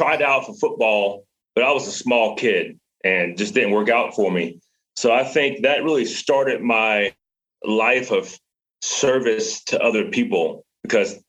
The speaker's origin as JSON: {"language": "English", "town": "Baton Rouge", "region": "Louisiana", "country": "United States", "tie": "born or raised there", "moved": "as an adult", "said": "I grew up in Louisiana, in the city of Louisiana, Baton Rouge, and I stayed there for most of until I was 18"}